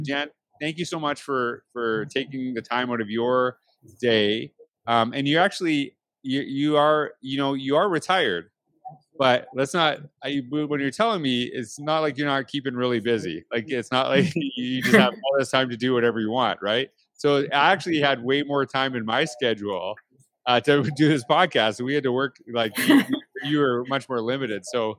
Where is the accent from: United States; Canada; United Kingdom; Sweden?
Canada; I don't know if I'm allowed there as a Canadian right now, so who knows, right?